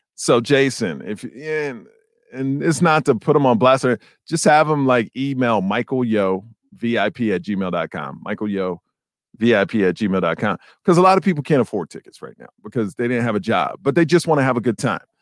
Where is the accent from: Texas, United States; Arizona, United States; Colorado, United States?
Texas, United States; Houston; When we were kids, man, we played for the Sagemont Cowboys. I'm from Sagemont in Houston, Texas.